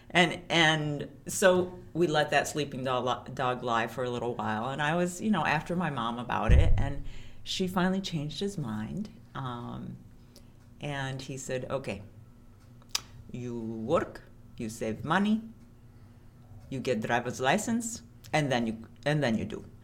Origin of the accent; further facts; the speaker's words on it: Chicago, Illinois, United States; I grew up here in Chicago, big fat Greek family